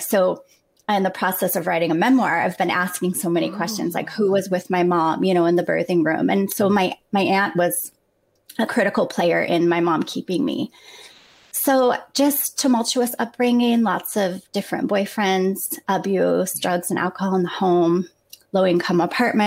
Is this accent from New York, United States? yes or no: no; Kent, Washington, United States; moved away as an adult; now in Minnesota, United States; I grew up in Kent, Washington